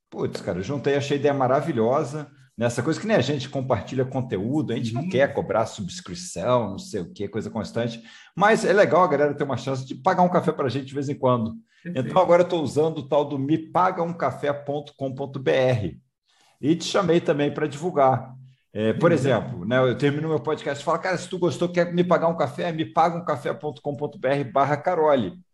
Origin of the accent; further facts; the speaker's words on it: Rio de Janeiro, Brazil; Estou morando fora do Rio de um mas sou carioca.